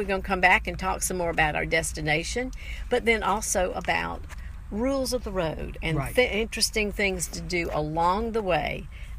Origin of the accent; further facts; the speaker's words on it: Charleston, South Carolina, United States; when I was growing up in Charleston